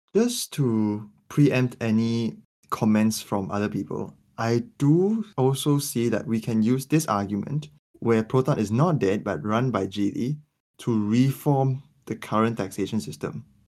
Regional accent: Malaysia; as a Malaysian

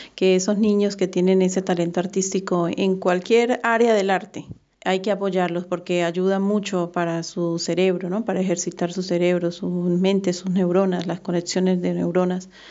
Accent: Barranquilla, Atlántico, Colombia; yo soy de Barranquilla, Colombia

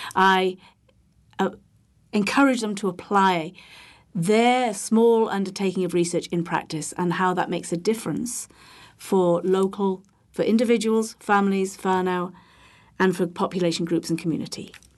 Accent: Holyhead, Wales, United Kingdom; I am from the U K. I'm from Wales. I'm from a, a small island off the mainland, which is, uh, in North Wales, Bangor, Anglesey

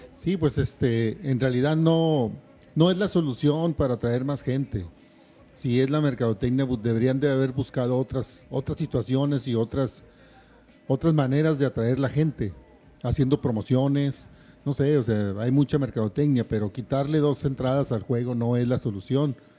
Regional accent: Torreón, Coahuila, Mexico; now in Monterrey, Mexico; yo soy de Torreón, Coahuila, aficionado primero a Unión Laguna, hace como 22 años me vine aquí a Monterrey

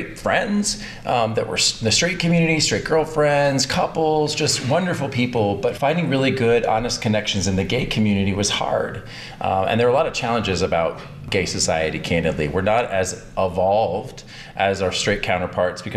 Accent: Texas, United States; now in Atlanta, United States; I'm actually originally a Texan

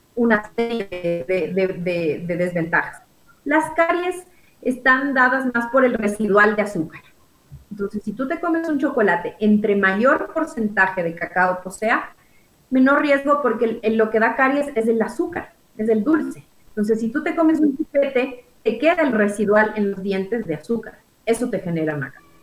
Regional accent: Ecuador; como ecuatorianos tenemos

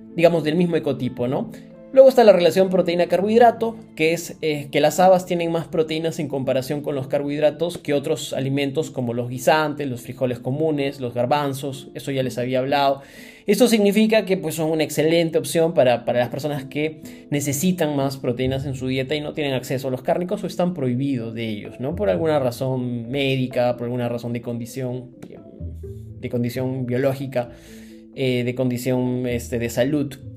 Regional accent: Cusco, Peru; nací, nací y crecí en Cusco

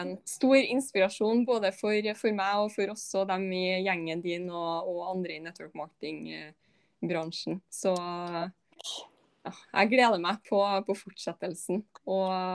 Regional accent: Malvik, Trøndelag, Norway; Jeg er jo også bare liksom fra ja, Malvik, liksom utafor Trondheim

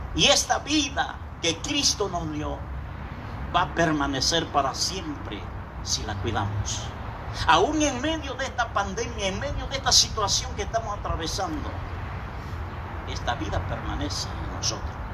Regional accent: Acapulco, Guerrero, Mexico; moved away as an adult; nosotros somos de Acapulco, Puerto orilla al mar

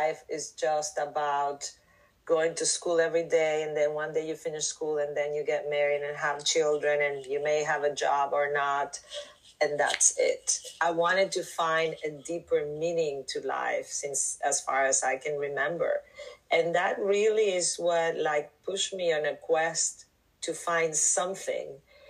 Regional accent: Mexico; moved away as an adult; also born or lived in New York City; I'm from Mexico, and truly I started with plant medicine, with shamans in Mexico

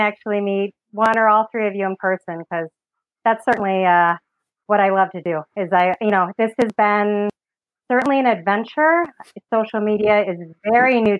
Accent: Los Angeles, California, United States; moved away as an adult; now in Michigan, United States; But I grew up in California, so Southern California, San Fernando Valley

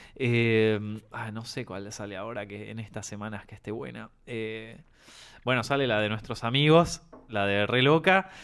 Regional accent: Argentina; accent: Argentine

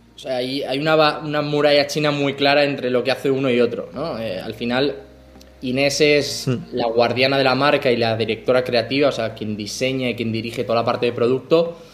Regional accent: Madrid, Community of Madrid, Spain; moved away as an adult; also born or lived in Mexico; now in Barcelona, Spain; yo soy de Madrid, aunque vivo en Barcelona, soy de Madrid

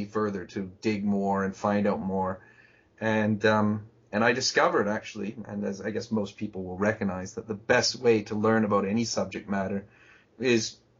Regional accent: Canada; moved away as an adult; also born or lived in Japan; I'm a Canadian citizen at present time.

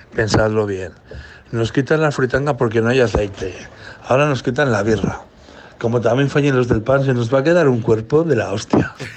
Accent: Basque Country, Spain; moved away; yo vengo de Euskadi

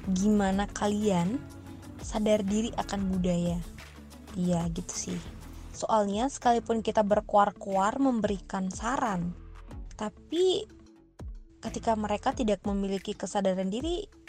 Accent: Pasangkayu, West Sulawesi, Indonesia; di daerahku sendiri nih, tepatnya di Pasangkayu, Sulawesi Barat

